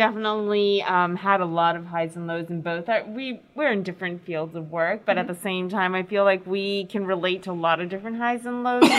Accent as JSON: {"language": "English", "country": "United States", "tie": "born or raised there", "moved": "yes", "lives_now": "Japan", "said": "I grew up in America, so when I first came to Japan"}